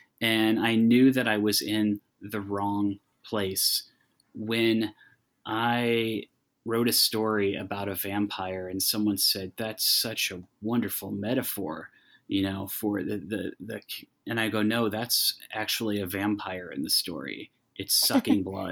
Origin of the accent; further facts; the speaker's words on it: Iowa, United States; moved away; I'm from Iowa originally